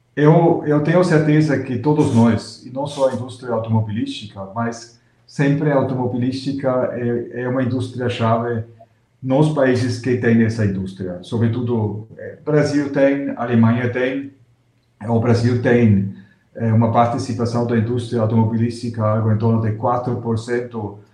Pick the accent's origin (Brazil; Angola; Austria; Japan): Austria; moved away; eu sou austríaco